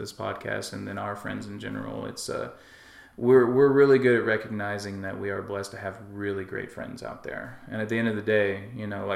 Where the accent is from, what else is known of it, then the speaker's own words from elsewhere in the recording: West Texas, United States; I grew up in West Texas, out in the middle of nowhere.